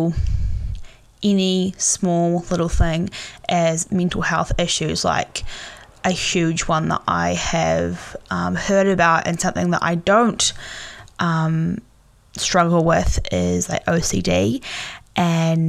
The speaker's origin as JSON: {"language": "English", "town": "Tauranga", "region": "Bay of Plenty", "country": "New Zealand", "tie": "born or raised there", "said": "the Bay of Plenty and in Tauranga"}